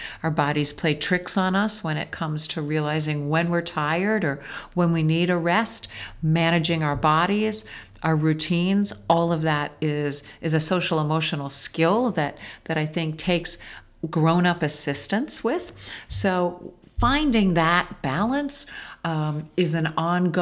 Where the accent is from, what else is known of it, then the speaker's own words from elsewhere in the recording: United States; we as Western American parents